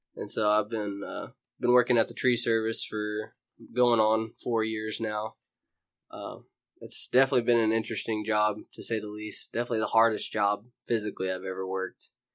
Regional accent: Houston, Texas, United States; moved away as an adult; also born or lived in Mobile, Alabama; now in Kansas, United States; I was originally born in Mobile, Alabama. I grew up in Houston, Texas for most of my life

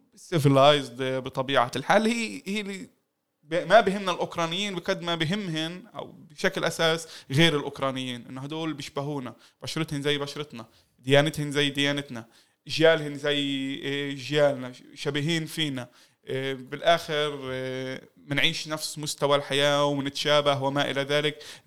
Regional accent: Palestine

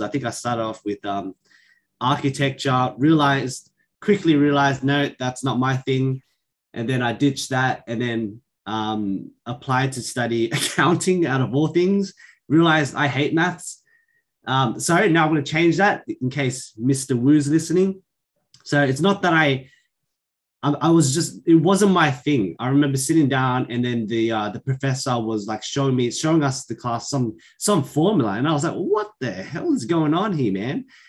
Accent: Sydney, New South Wales, Australia; raised here in Sydney, in particular Western Sydney.

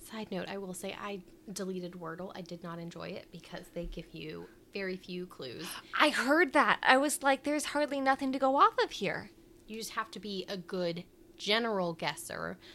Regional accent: Midwest, United States; accent: Midwestern; It's my Midwestern accent.

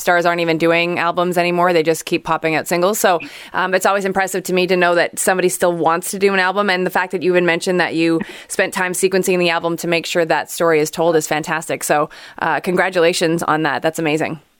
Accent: Montreal, Quebec, Canada; we are both from Montreal

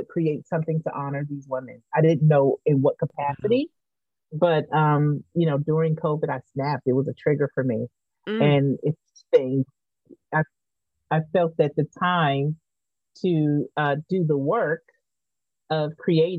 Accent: Verbena, Alabama, United States; also born or lived in Denver, Colorado / Montgomery, Alabama; I was born in Denver, but Verbena, Alabama, just after integration in the 70s

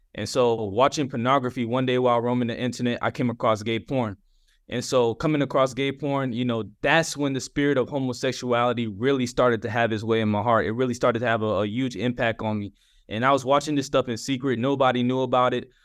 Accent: Atlanta, Georgia, United States; I'm from Atlanta, Georgia

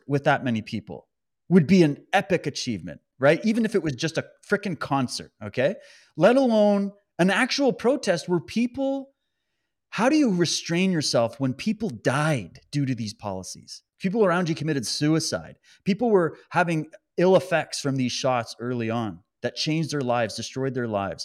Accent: Alberta, Canada; I was born in Alberta

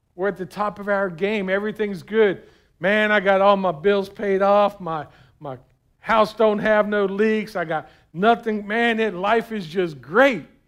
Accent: South Florida, United States; I was from South Florida, man. We didn't put on any extra clothes. It was always too hot

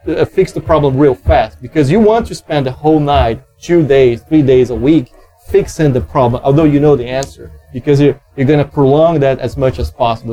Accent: Brazil; I'm from Brazil

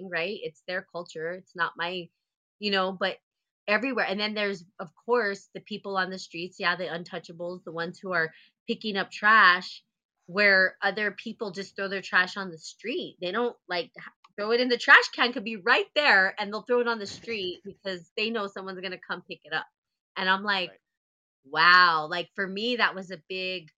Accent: United States; also born or lived in India; I'm American

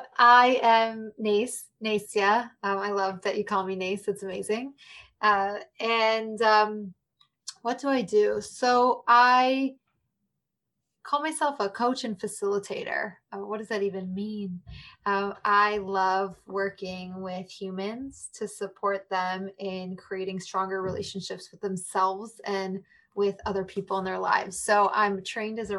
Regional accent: Chicago, Illinois, United States; also born or lived in New York City; I'm from Chicago

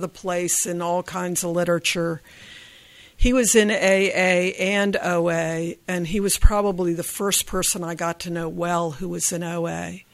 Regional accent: Virginia, United States; I grew up in Virginia

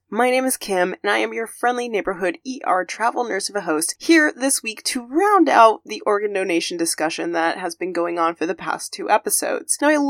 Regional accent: Arizona, United States; my home state of Arizona.

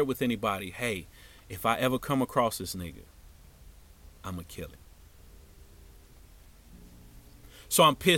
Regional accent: Cincinnati, Ohio, United States; moved away as an adult; also born or lived in Tampa, Florida; every time I would come home to Cincinnati

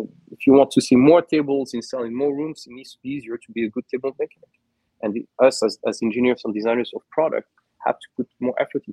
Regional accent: San Juan, Puerto Rico; my hometown of San Juan, new home in Puerto Rico

